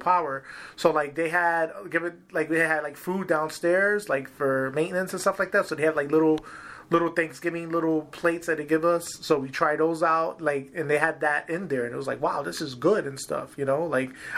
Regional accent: New York City, New York, United States; growing up in Harlem

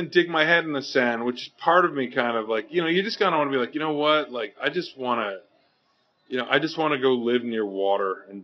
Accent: Canada; I'm Canadian.

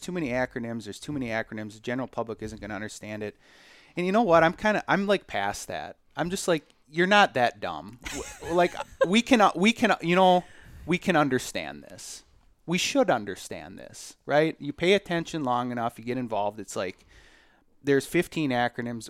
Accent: Collin Peterson's district, Minnesota, United States; moved away; I grew up in Colin Peterson's district, um, and my parents still live there.

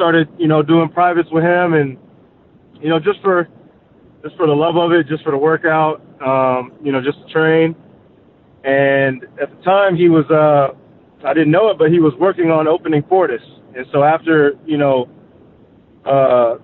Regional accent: Dallas, Texas, United States; moved away; also born or lived in Park City, Utah; I'm from Dallas originally

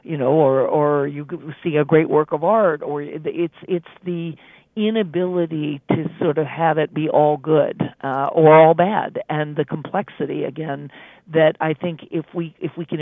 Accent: Charlottesville, Virginia, United States; I grew up in Charlottesville, home of Thomas Jefferson

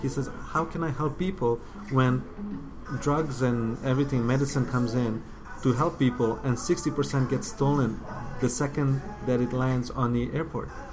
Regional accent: Windsor, Ontario, Canada; English is a second language; growing up in Windsor is not it's not a bad place to grow up

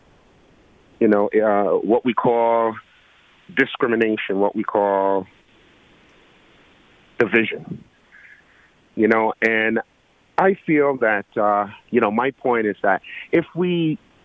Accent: Georgetown, Guyana; I'm from Guyana. No, of course, I was received in Georgetown, Guyana

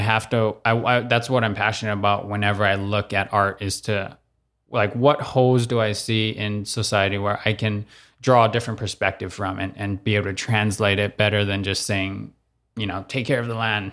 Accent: Oahu, Hawaii, United States; moved away as an adult; also born or lived in New York; I grew up in Kahulu, so it's right around the corner from the country's more side of, of the windward, uh, side

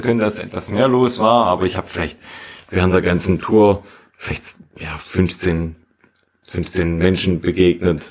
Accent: Schönbuch area, Baden-Württemberg, Germany; in meinem Heimatort hat, wir liegen auf etwa 500 Metern, würde ich sagen, also jetzt ja, ziemlich flach eigentlich und wir haben direkt vor der Haustür einen Wald, der Schönbuch

